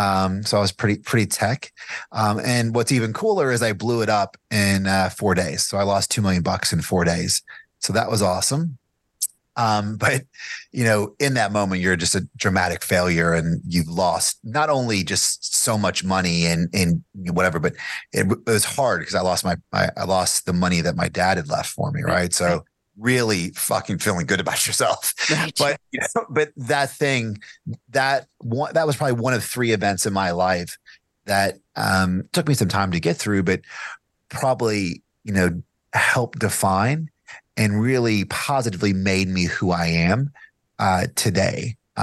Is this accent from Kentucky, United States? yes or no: yes; Bardstown, Kentucky, United States; now in Lexington, United States; I live in Lexington, Kentucky now. I grew up in Bargetown, Kentucky, which is the home of the bourbon capital